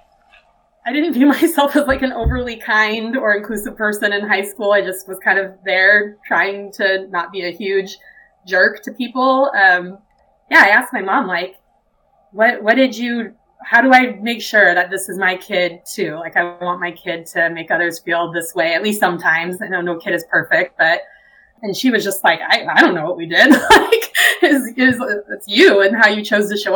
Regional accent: Utah, United States; growing up in Utah, not being LDS

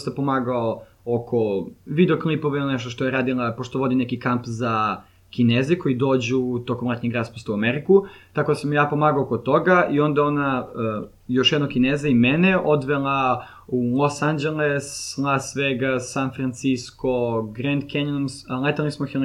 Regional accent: Serbia; also born or lived in Lynnwood, Washington, United States; ja sam iz Srbije

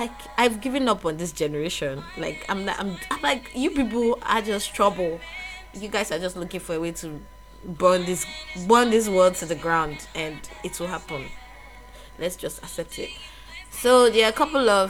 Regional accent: Lagos, Nigeria; now in Ghana; I was born in Lagos, so I'm Nigerian by birth

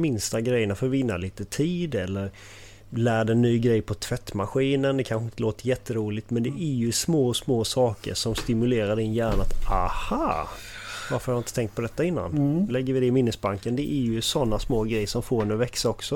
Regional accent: Halmstad, Halland County, Sweden; also born or lived in Falkenberg; är från Halmstad. Har, är uppvuxen här

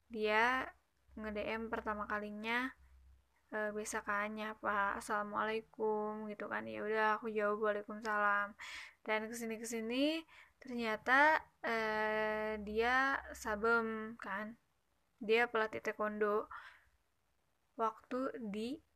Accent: West Java, Indonesia; accent: Sundanese; Uh, maaf ya kalau misalkan logat aku agak Sunda-Sunda gitu.

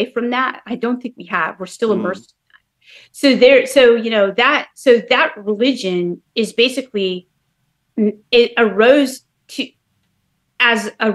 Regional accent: Bay Area, California, United States; moved away as an adult; also born or lived in New York; now in North Carolina, United States; I grew up in the Bay Area, so, you know, all in California

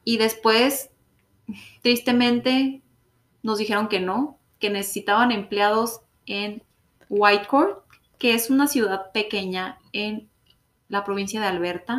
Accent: Mexico; moved away as an adult; now in Canada; nosotras mexicanas

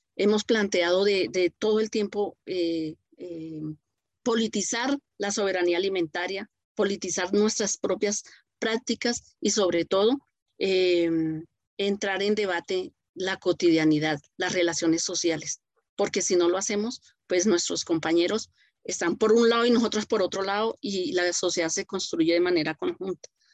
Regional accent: Colombia

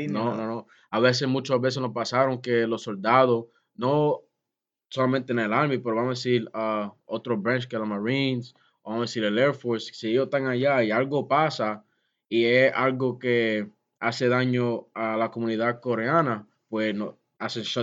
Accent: Puerto Rico; um, no podía beber, underage drinking, you know, uno siendo boricua con familia

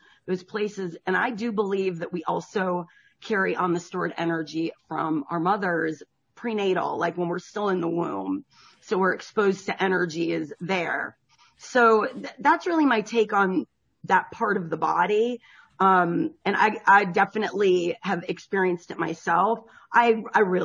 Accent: Connecticut, United States; also born or lived in South Florida; now in Georgia, United States; I'm from Connecticut originally.

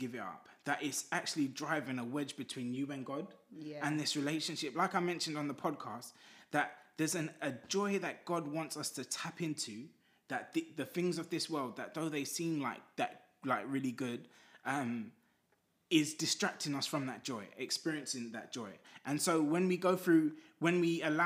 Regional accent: Zimbabwe; I'm from Zimbabwe. The beat of an African drum, it just is in me.

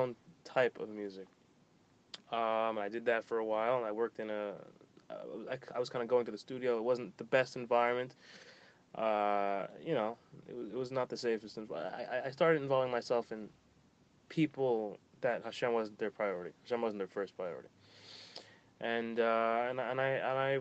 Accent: Boca Raton, Florida, United States; also born or lived in Miami, Florida; So I moved to Boca when I was, like, young

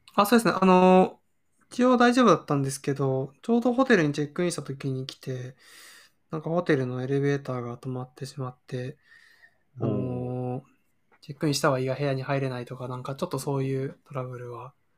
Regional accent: Toyama, Japan; 実家が富山で

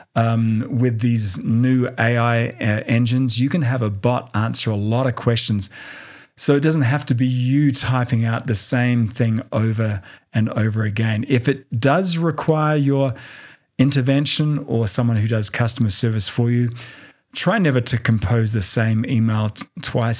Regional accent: Australia; now in Denver, United States; Australia, which is my home country

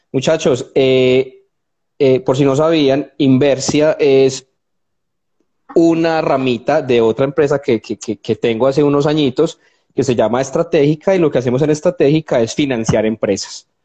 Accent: Colombia; somos colombianos de a pie

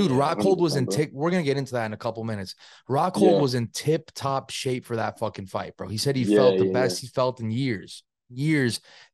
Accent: Spain; also born or lived in New York; now in New Jersey, United States; I was born in Spain, bro. I'm from your areas.

